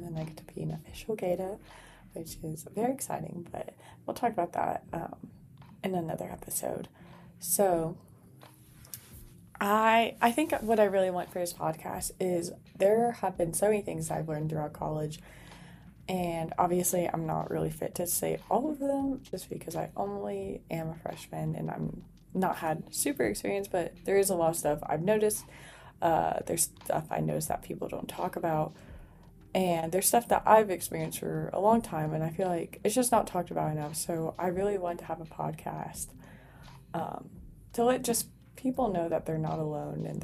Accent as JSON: {"language": "English", "town": "New Braunfels", "region": "Texas", "country": "United States", "tie": "born or raised there", "moved": "as an adult", "lives_now": "Abilene, United States", "said": "I was born and raised in New Braunfels, Texas"}